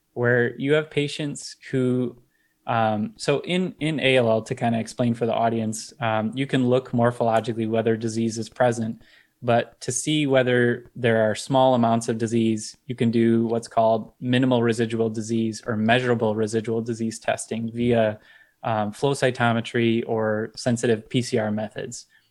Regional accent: Detroit, Michigan, United States; I'm from the Michigan area, Detroit area.

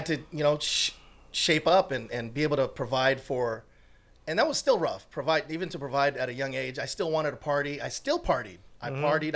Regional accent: Long Beach, California, United States; also born or lived in Los Angeles; originally I grew up and born and raised in L.A., grew up in Long Beach

